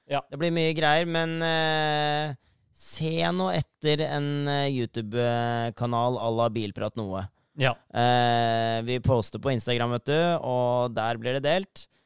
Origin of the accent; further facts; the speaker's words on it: Sandefjord, Vestfold, Norway; jeg er fra Sandefjord